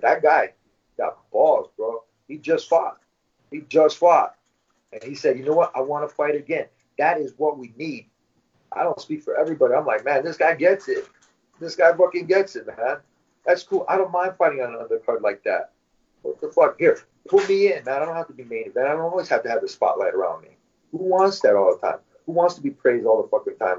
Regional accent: Michigan, United States; moved away as an adult; now in California, United States; since I moved to California. I'm from Michigan, California

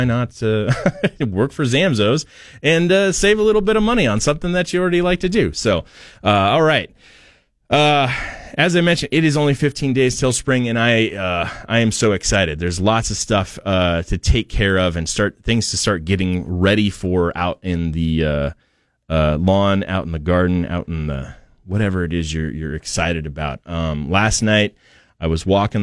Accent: Portland, Oregon, United States; now in Boise, United States; I'm from Portland, and it was quite a bit different

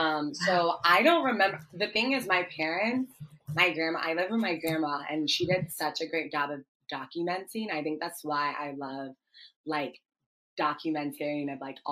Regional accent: Ghana; also born or lived in Washington, D.C., United States; I'm Ghanaian. I'm Ghanaian American. I was born in the States, actually in DC, and both my parents are Ghanaian and made the decision for both my brother and I to live in Ghana as kids first

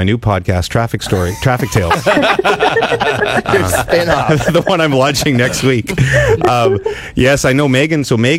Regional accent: Ottawa, Ontario, Canada; moved away; also born or lived in Vancouver; Ottawa's my hometown

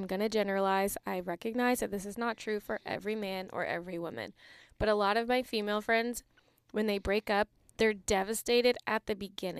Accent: East Coast, United States; moved away; I'm from the East Coast

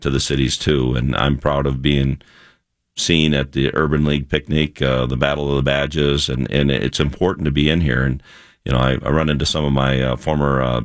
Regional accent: Chokio, Minnesota, United States; I grew up on a farm in western Minnesota, a little town called Chicayo. If you looked at it, you'd say Chokio

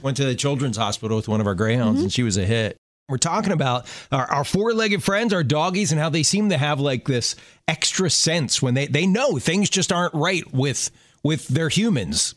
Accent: Maryland, United States; I learned to drive in Maryland

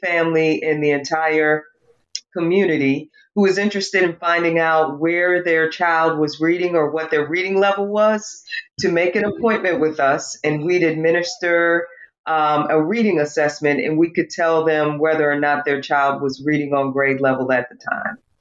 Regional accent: North Santee, South Carolina, United States; where I grew up in the North Santee area

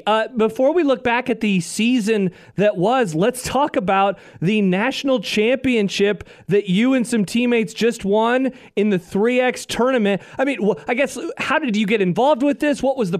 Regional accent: Omaha, Nebraska, United States; I am an Omaha City boy.

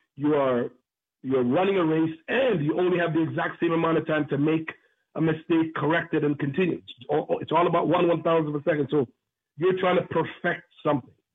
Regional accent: Jamaica; also born or lived in Oakville, Ontario, Canada; now in Canada; growing up in Jamaica, uh, you know, been born in Jamaica, growing up in Oakville

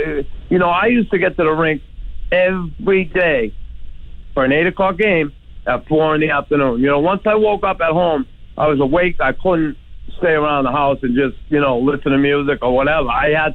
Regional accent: Boston, Massachusetts, United States; moved away as an adult; also born or lived in Montreal; I grew up in Boston

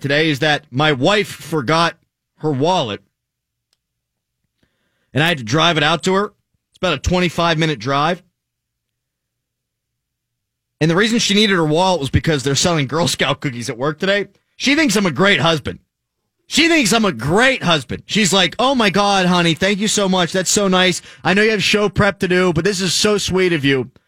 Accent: Pittsburgh, Pennsylvania, United States; Born and raised in Pittsburgh.

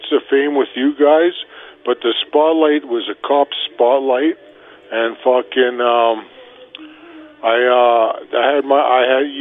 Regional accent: Edmonton, Alberta, Canada; also born or lived in Cold Lake; I'm in Edmonton. I was born in Edmonton. I just lived down the street. I went to Macaulay Elementary Junior High.

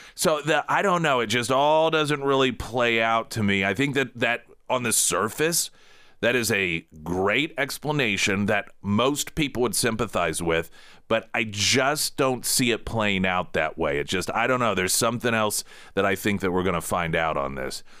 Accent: United States; we're American

